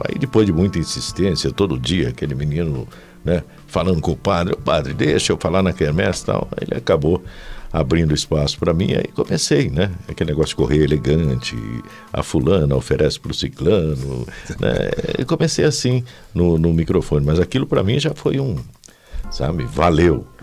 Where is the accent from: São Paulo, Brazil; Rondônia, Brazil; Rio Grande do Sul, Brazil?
São Paulo, Brazil; Águas da Prata; moved away as an adult; also born or lived in São João da Boa Vista; vinha de Águas da Prata até a rádio, que era na Praça Rock Fiore na época.